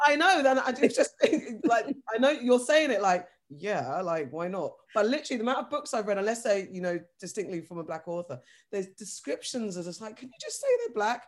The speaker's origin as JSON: {"language": "English", "region": "London", "country": "United Kingdom", "said": "I'm from London"}